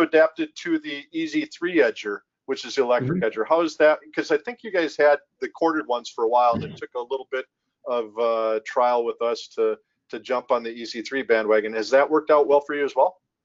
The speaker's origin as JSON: {"language": "English", "region": "Minnesota", "country": "United States", "tie": "born or raised there", "said": "growing up in Minnesota"}